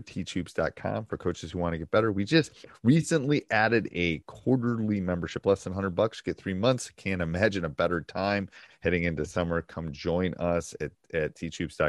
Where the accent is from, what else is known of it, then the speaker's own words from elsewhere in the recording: Wisconsin, United States; I'm from Wisconsin